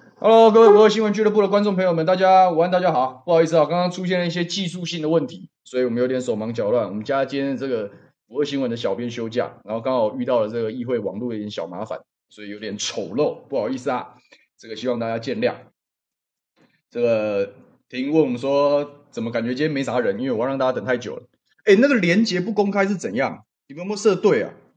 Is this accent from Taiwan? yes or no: yes; Taiwan; 我们台湾人